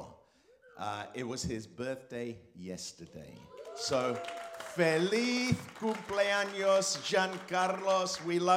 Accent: England, United Kingdom; now in California, United States; I'm English

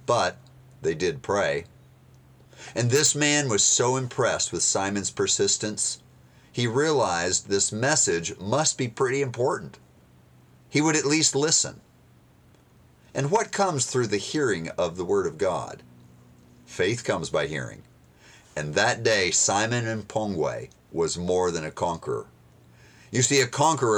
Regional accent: United States; being an American

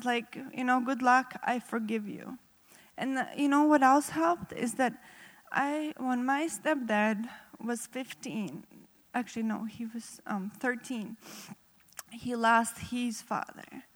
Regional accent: Riga, Latvia; English is a second language; now in United States; I have a little accent. That's because I'm not originally from U.S. I grew up in Riga, Latvia.

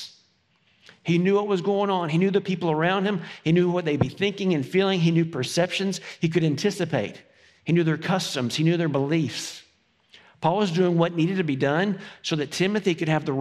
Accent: Farragut, Tennessee, United States; I grew up in Farragut

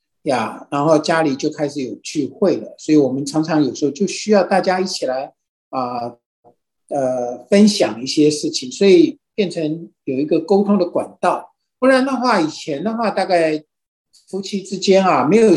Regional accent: China; 其实很多时候我们中国人也都是说，就家丑不可外扬嘛

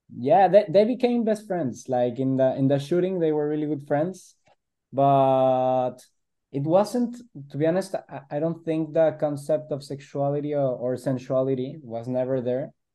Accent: Guadalajara, Jalisco, Mexico; we're on the west side of Mexico, we're from Guadalajara

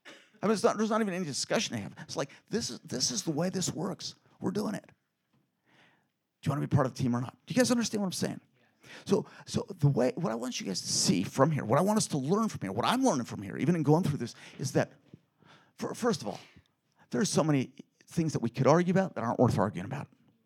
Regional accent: Philippines; born there; Because I was born in the Philippines, and a lot of people there eat blood.

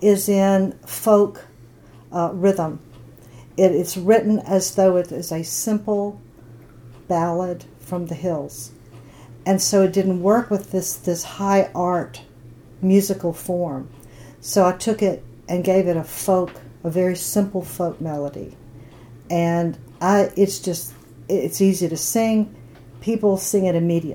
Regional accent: United States; I am American

